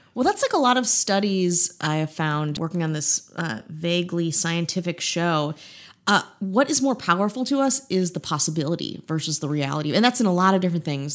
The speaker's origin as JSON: {"language": "English", "region": "Midwest", "country": "United States", "said": "I'm just a, a boring Midwestern woman from the Midwest."}